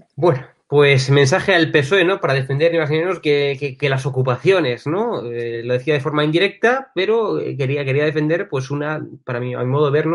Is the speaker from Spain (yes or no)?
yes; Spain; los españoles somos